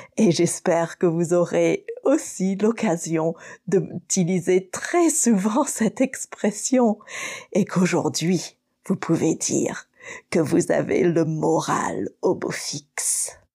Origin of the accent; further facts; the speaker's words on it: Manila, Metro Manila, Philippines; French is a second language; je viens des Manille aux Philippines